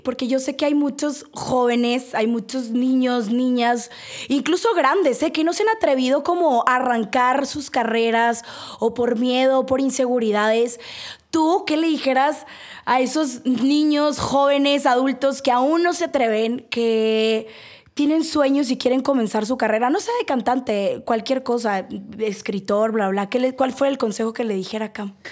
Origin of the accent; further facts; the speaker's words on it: Sonora, Mexico; yo soy de Sonora